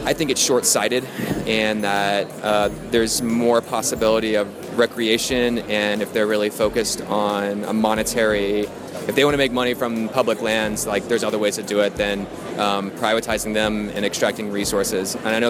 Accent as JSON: {"language": "English", "town": "Durango", "region": "Colorado", "country": "United States", "said": "I'm from Durango, Colorado"}